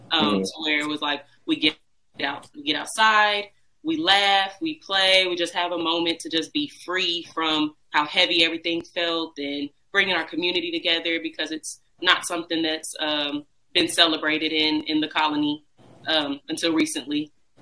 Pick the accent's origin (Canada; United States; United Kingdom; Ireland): United States; San Antonio, Texas; also born or lived in Bryan, Texas; And we are originally from San Antonio. Well, I'm originally from Bryan, Texas. I moved to San Antonio, Texas very early on before high school.